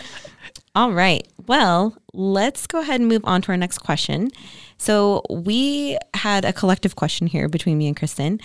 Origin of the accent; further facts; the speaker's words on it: Ventura, California, United States; I grew up in Ventura.